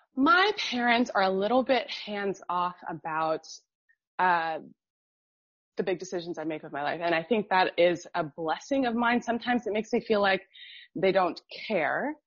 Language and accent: English; Miami, Florida, United States; I grew up in Miami and Miami is super diverse